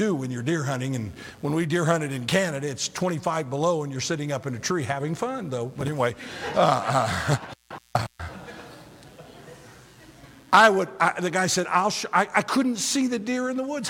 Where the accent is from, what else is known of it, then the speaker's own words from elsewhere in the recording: Illinois, United States; moved away; I grew up in Illinois